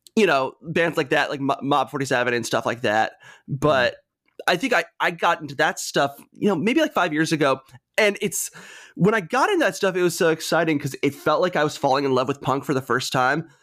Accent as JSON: {"language": "English", "town": "Greensboro", "region": "North Carolina", "country": "United States", "tie": "born or raised there", "also_born_or_lived": "Charlotte, North Carolina", "moved": "as an adult", "lives_now": "Richmond, United States", "said": "So I'm from North Carolina originally. I grew up in Greensboro"}